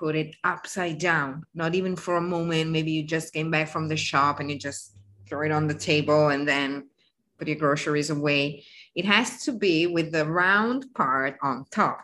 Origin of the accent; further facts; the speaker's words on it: the North, northern Italy, Italy; I'm from the North